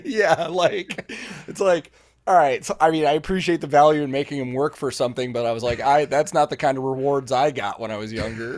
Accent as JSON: {"language": "English", "town": "Chicago", "region": "Illinois", "country": "United States", "tie": "born or raised there", "said": "I was growing up in the Chicago local scene"}